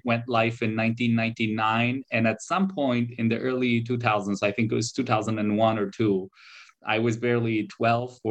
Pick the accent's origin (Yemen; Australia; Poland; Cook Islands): Poland; Warsaw, Masovian Voivodeship; also born or lived in Canada; I was born here in Poland, but I did spend, a back and forth years in Canada. I did my school here in Poland.